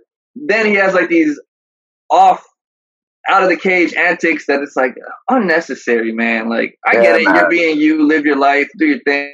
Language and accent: English; Miami, Florida, United States; because I'm from Miami, I take the home team.